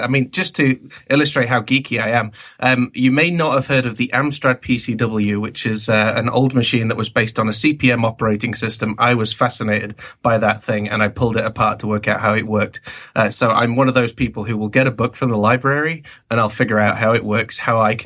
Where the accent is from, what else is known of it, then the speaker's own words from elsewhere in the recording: England, United Kingdom; also born or lived in Canada; Basically born in Canada, moved to England when I was four. So I'm as English as the Queen, probably.